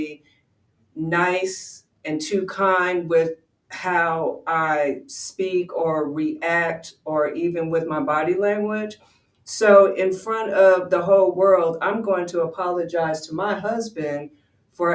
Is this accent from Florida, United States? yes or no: no; Westchester, New York, United States; moved away; also born or lived in Georgia; I said I was from Westchester. Yes, there was only like 7 Black families there